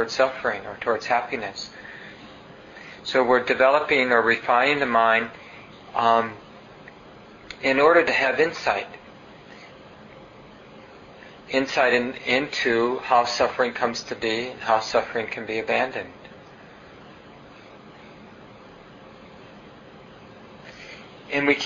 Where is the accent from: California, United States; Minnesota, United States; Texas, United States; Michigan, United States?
Minnesota, United States; Minneapolis; I grew up in North Minneapolis and there were train tracks nearby